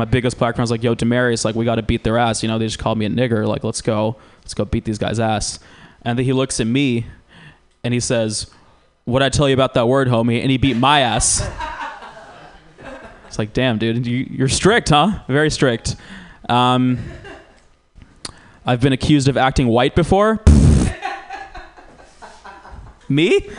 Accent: Georgia, United States; now in California, United States; I'm biracial. You guys have probably figured that part out. I grew up in Georgia. I didn't really fit in Georgia.

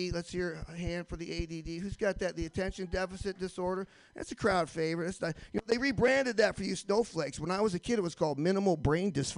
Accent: Michigan, United States; now in Boston, United States; I live in Boston now, but I'm originally from Michigan

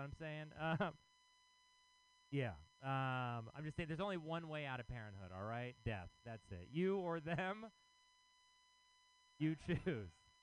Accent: Texas, United States; now in San Francisco, United States; I am from Texas.

